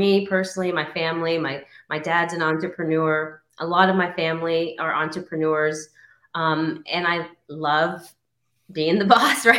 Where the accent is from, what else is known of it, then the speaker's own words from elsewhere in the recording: Austin, Texas, United States; we moved and bought a home in Austin, Texas, my hometown, I like to say.